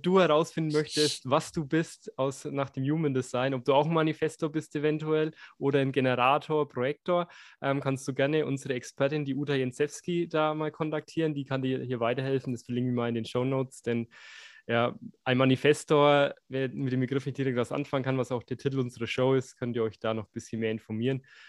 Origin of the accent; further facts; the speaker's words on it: Bavaria, Germany; ich bin in Bayern aufgewachsen